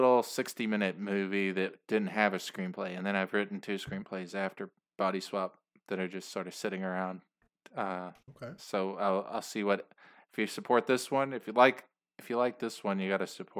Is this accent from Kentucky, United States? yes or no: yes; Louisville, Kentucky, United States; I live in Louisville, Kentucky, and I'm from there. Okay. Originally from there.